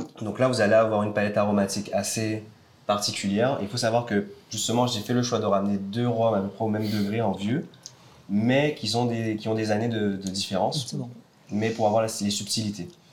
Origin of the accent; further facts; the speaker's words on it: Marie-Galante, Guadeloupe; moved away as an adult; je suis né à Marie-Galante ah, et euh, je suis parti après mes 18 ans pour les études